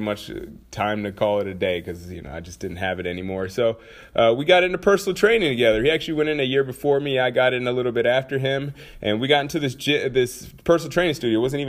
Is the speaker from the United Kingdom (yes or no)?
no; Anchorage, Alaska, United States; also born or lived in St. Peter, Minnesota; I'm from Anchorage and Minnesota, amongst other places. But, you know, main places are Anchorage and St. Peter, Minnesota. So I spent my formal years pretty much either in snow or in barren fields.